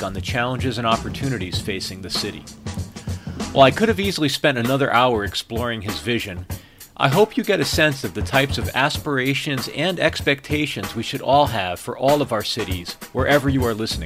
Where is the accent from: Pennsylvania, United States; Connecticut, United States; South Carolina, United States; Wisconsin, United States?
Connecticut, United States; outside of New Haven; moved away as an adult; also born or lived in New York; now in Seattle, United States; I grew up outside of New Haven and spent about 20 years in New York